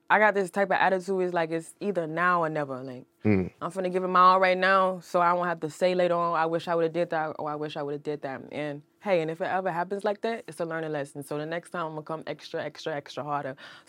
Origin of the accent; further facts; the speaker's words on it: Milledgeville, Georgia, United States; moved away as an adult; now in Atlanta, United States; I'm not from Atlanta. My hometown is an hour and a half away from Atlanta, Milledgeville, Georgia.